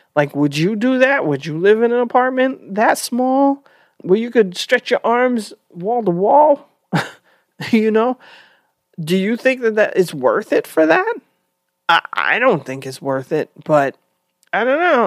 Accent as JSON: {"language": "English", "town": "New York City", "region": "New York", "country": "United States", "tie": "born or raised there", "said": "I grew up in New York, And we didn't live in a tiny apartment. We were in the Bronx"}